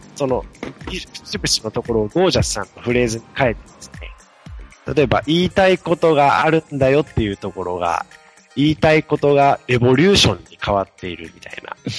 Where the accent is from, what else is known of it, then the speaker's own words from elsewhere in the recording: Ehime, Japan; moved away; 私、愛媛県出身なもので